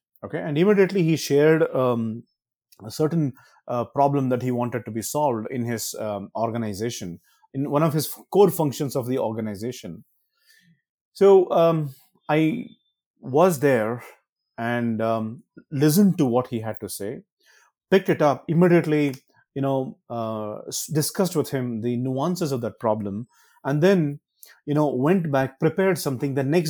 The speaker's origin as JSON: {"language": "English", "region": "Karnataka", "country": "India", "first_language": "Kannada", "said": "Fortunately, I speak Kannada. That is my mother tongue."}